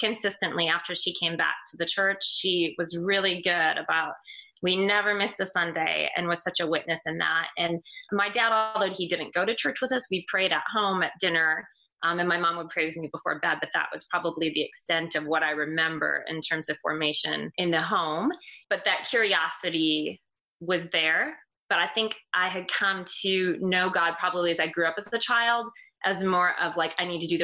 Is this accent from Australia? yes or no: no; Michigan, United States; moved away as an adult; also born or lived in Indiana; now in Carmel, United States; I grew up in Michigan, but the Lord moved me to Indiana shortly after I was married